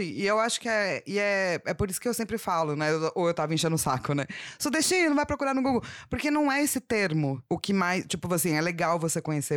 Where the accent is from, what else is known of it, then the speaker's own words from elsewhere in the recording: São Paulo, Brazil; eu nasci na Avenida Paulista